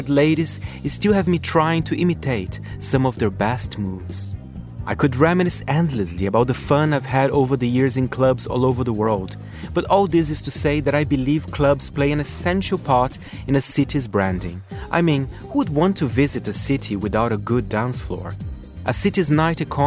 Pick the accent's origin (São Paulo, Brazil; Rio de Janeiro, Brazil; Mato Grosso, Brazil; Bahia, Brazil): São Paulo, Brazil; moved away; my hometown of São Paulo